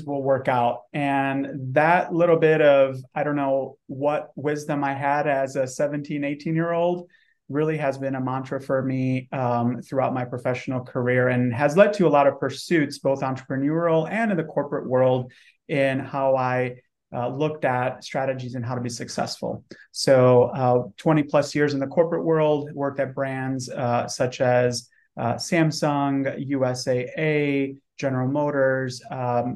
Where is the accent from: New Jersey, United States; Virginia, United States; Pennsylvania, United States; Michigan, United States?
Michigan, United States; Detroit; moved away as an adult; also born or lived in Romania / Dallas-Fort Worth, Texas; now in San Antonio, United States; So I was born in Eastern Europe, Romania, immigrated here to the US when I was 5 years old, and grew up in the Metro Detroit area